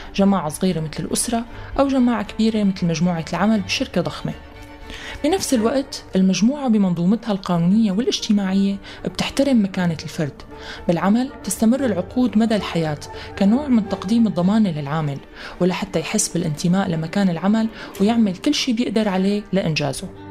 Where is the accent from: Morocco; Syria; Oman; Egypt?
Syria; نحن كسوريين